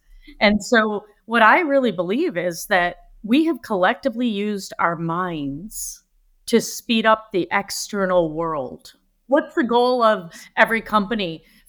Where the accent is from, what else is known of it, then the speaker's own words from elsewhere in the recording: Michigan, United States; also born or lived in Africa; Well, when I was little, I was born and raised in Michigan, in the United States. And at 3 months old, my grandmother took me to Africa to live with my grandfather